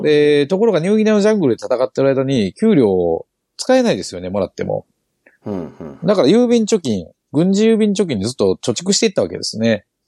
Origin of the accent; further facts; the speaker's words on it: Kochi, Japan; 私たち高知県人